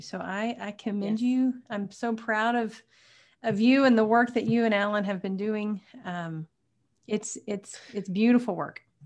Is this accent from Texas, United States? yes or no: yes; Tyler, Texas, United States; Tyler is my hometown